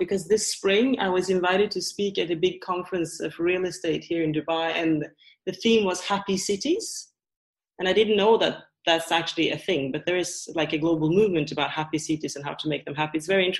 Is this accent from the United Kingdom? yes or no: no; Norway; also born or lived in Sweden; So in my case, I grew up in Norway and Sweden, and my father was English. So I'm a third culture kid.